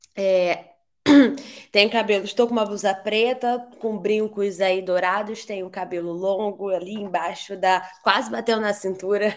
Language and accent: Portuguese; Rio de Janeiro, Brazil; also born or lived in Barcelona; sou do Rio de Janeiro